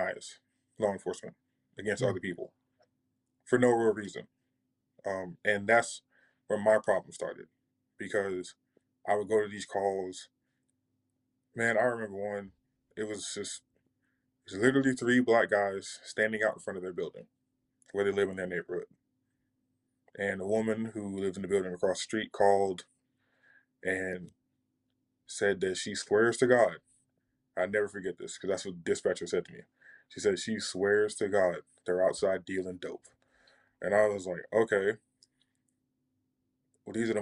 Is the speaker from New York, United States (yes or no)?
yes; New York, United States; also born or lived in California; I'm originally from California and I grew up in New York